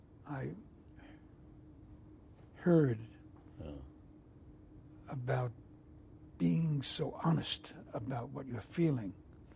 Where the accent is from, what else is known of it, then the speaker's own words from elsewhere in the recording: New York City, New York, United States; growing up in Brooklyn